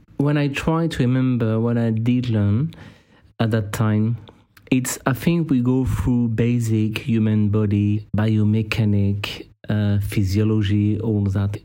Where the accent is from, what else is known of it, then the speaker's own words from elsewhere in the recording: Clermont-Ferrand, Auvergne-Rhône-Alpes, France; I'm from Clermont. Clermont got a rugby team.